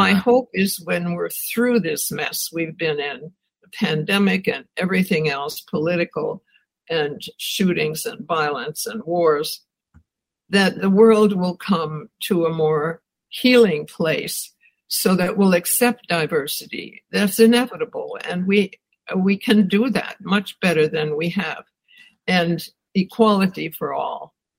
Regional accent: Wisconsin, United States; I grew up in Wisconsin

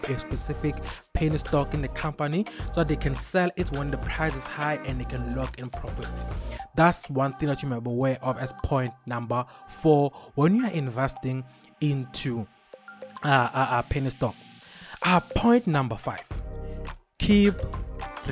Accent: Mpumalanga, South Africa; first language Swati; English is a second language; I'm Swati by nature. I am Swati by birth. Ngikhuliswe eMpumalanga

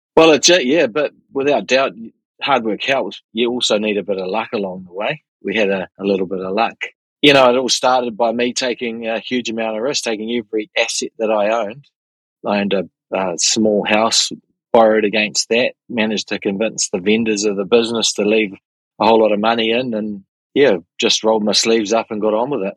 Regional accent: Auckland, New Zealand; have been born and bred in Auckland, have spent my entire life in New Zealand

